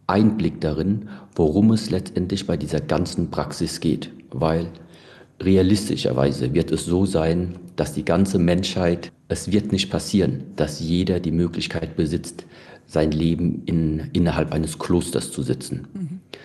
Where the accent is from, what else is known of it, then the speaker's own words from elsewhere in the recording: Germany; bin ich ganz normal in Deutschland aufgewachsen und äh, bin da ja auch zur Schule gegangen